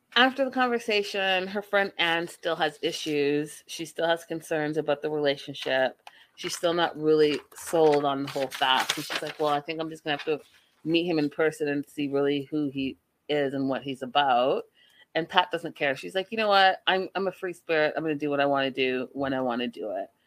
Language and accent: English; Canada; I'm from Canada.